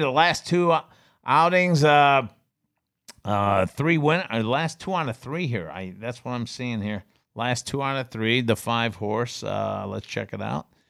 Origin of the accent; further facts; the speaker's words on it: Binghamton, New York, United States; moved away; I grew up in Binghamton